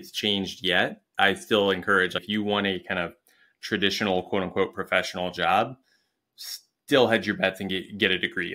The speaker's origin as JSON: {"language": "English", "town": "Springfield", "region": "Ohio", "country": "United States", "tie": "born or raised there", "also_born_or_lived": "England", "moved": "as an adult", "said": "I was in Springfield, Ohio, which, if you've ever been there, um, it's a great place to be from. I love my hometown."}